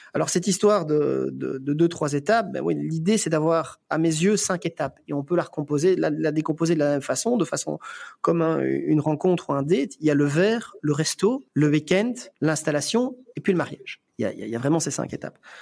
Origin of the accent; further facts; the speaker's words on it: Belgium; chez nous en Belgique